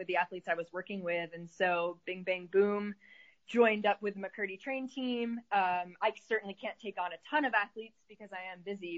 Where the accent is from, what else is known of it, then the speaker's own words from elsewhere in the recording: Syracuse, New York, United States; now in Arizona, United States; I live in Arizona, but my company is based in upstate New York, where I'm from originally